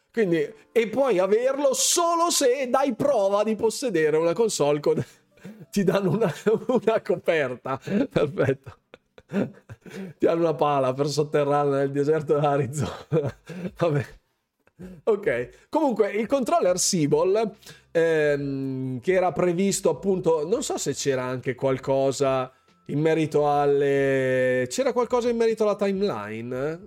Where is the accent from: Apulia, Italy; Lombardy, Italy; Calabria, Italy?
Lombardy, Italy; tutti i miei confratelli lombardi, corregionali lombardi